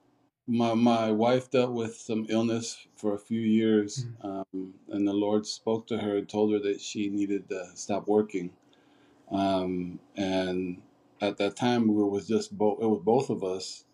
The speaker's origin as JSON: {"language": "English", "country": "Puerto Rico", "said": "I'm originally from Puerto Rico."}